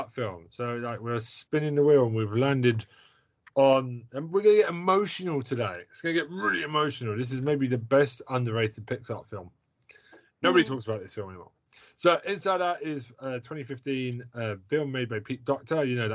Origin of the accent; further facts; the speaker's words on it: United Kingdom; as a British person